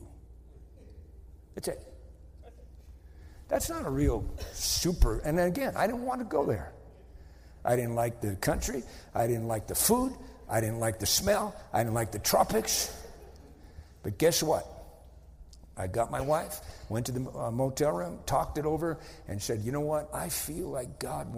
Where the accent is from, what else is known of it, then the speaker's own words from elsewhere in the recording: Wenham, Massachusetts, United States; moved away; I'm from Wenham, Massachusetts. Wenham is a little dinky town of 3,000 people